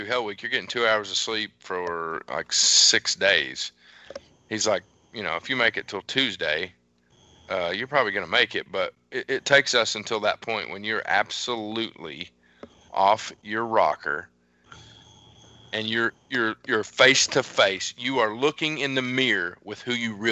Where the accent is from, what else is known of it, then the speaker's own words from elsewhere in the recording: Appalachia, United States; I'm from Appalachia